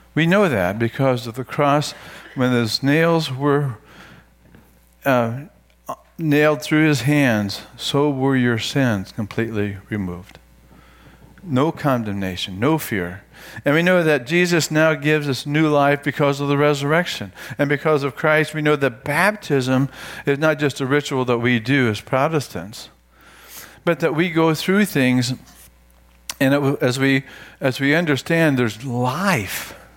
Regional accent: United States; for you and for me as Americans

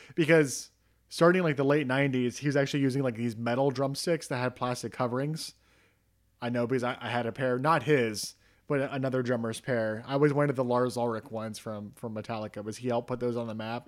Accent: Ohio, United States; in Ohio, kind of near where I grew up

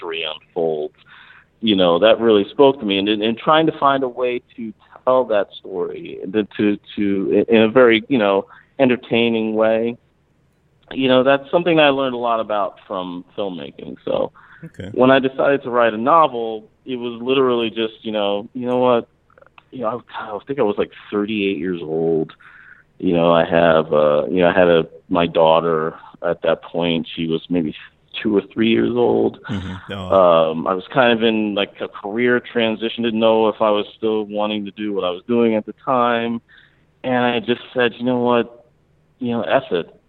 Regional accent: Mount Laurel, New Jersey, United States; also born or lived in Philadelphia, Pennsylvania; I was born in Philadelphia. My parents moved to this suburb in New Jersey called Mount Laurel, New Jersey.

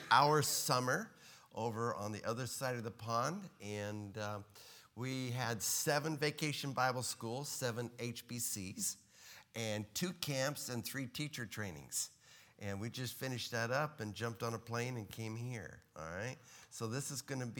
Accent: Texas, United States

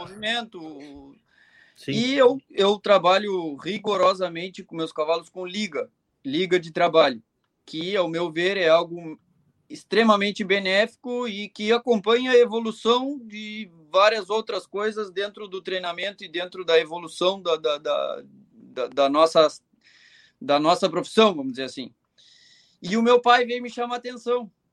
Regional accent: Rio Grande do Sul, Brazil; eu sou gaúcho, eu cultivo muito as tradições

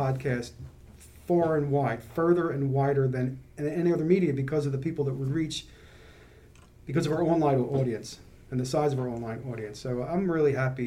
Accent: Philadelphia, Pennsylvania, United States; born and raised in Philly

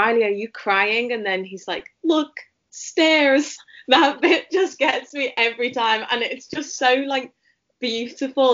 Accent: Merseyside, North West England, United Kingdom; I'm from Merseyside in the UK.

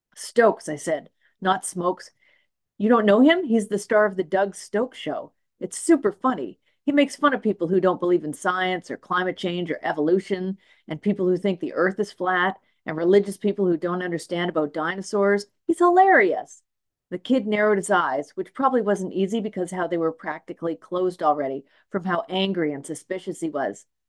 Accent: Smithers, British Columbia, Canada; now in Nanaimo, Canada; I grew up in Smithers

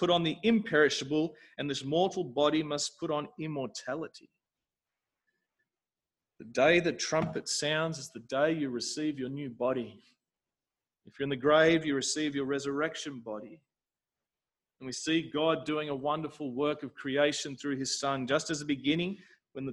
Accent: South Africa; when I was growing up in South Africa

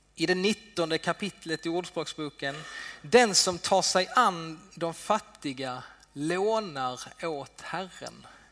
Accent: Sweden; vi svenskar

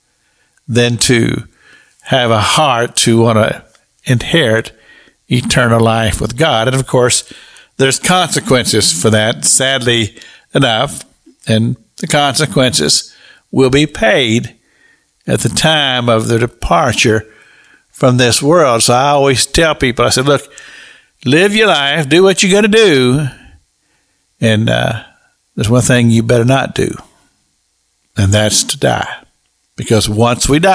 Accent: Kentucky, United States; I grew up in Kentucky

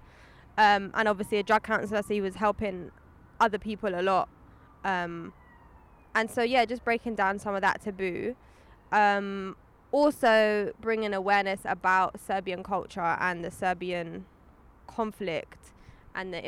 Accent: London, United Kingdom; I grew up in London

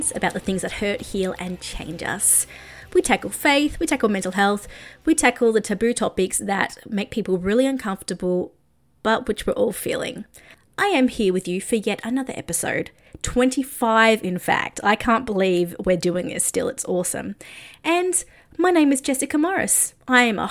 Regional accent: Australia; also born or lived in Nashville; I'm Australian.

